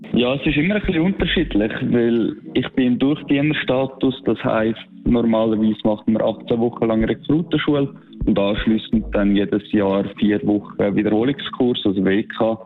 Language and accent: German; Switzerland; weil das meine Heimat ist